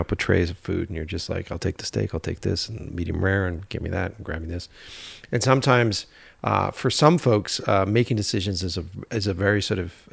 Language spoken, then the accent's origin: English; East Coast, United States; I always take self self help books with like a grain of fucking salt because I'm from the East Coast, so I'm like, what's this guy doing?